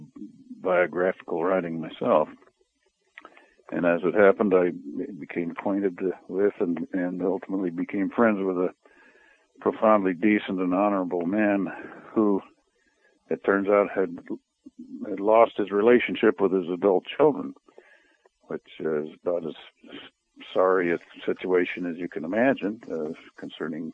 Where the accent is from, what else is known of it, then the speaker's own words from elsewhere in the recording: Denver, Colorado, United States; also born or lived in Utah / Arizona; now in Alaska, United States; I was born and raised in Denver, Colorado, lived most of my life in Alaska